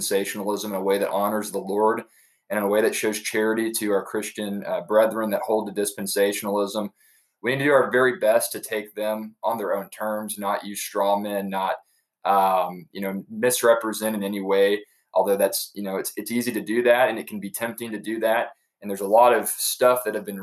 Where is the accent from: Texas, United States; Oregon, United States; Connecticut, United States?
Texas, United States; Dallas; also born or lived in Amarillo, Texas; now in Edna, United States; I'm a native Texan. I was born in Amarillo, raised in Dallas, Fort Worth, and have been here literally my entire life